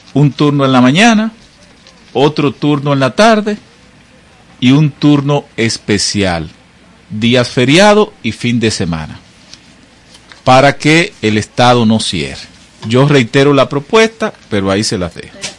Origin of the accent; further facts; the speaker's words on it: Monte Plata, Dominican Republic; mi pueblo, mi provincia, Monteplata